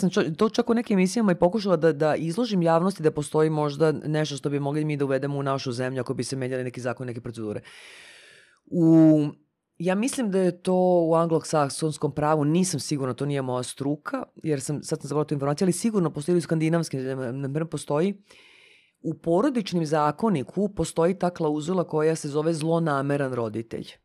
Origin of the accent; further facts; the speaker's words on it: Serbia; kod nas u Srbiji